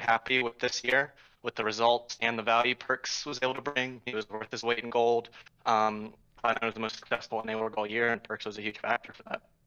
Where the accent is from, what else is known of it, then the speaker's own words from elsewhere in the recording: Richmond, Virginia, United States; moved away as an adult; now in Fairfax, United States; I'm from Richmond, Virginia, but I'm calling from Fairfax. I go to a college there